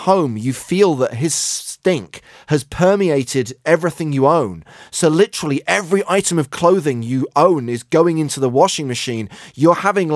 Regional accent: United Kingdom; moved away; in the United Kingdom, my home country

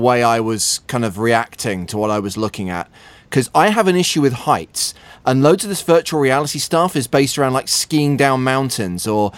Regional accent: England, United Kingdom; I'm English

